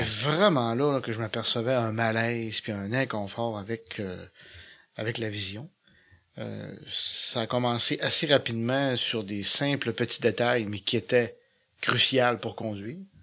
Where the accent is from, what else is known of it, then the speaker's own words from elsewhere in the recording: Petit-Saguenay, Quebec, Canada; moved away as an adult; now in Saguenay, Canada; je suis natif de Petit-Saguenay